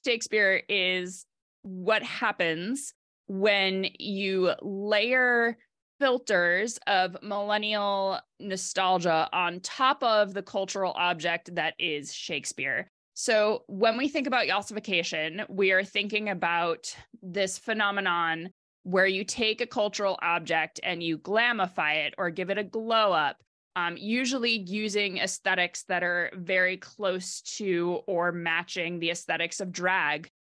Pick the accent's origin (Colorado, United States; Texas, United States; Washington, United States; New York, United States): New York, United States; grew up in New York on the eastern side of the state